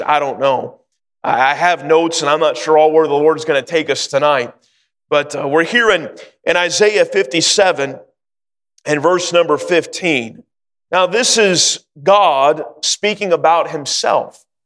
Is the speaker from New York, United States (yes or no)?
no; Sacramento, California, United States; also born or lived in North Carolina; I grew up in Sacramento and uh, live in California just about all my life